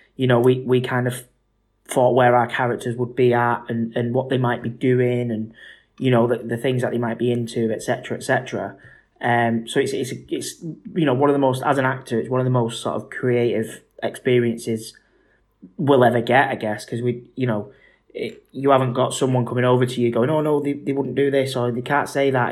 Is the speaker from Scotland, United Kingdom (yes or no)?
no; Manchester, North West England, United Kingdom; I'm a Mancunian